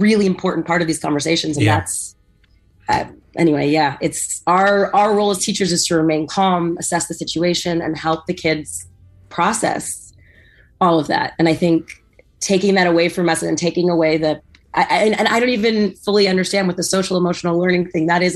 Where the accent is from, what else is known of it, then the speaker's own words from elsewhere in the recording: San Diego, California, United States; I grew up in San Diego, where a huge majority of the kids at our school were Hispanic, because we're right next to the border with Mexico